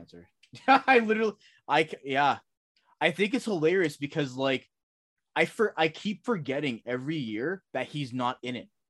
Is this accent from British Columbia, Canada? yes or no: no; Toronto, Ontario, Canada; growing up in Toronto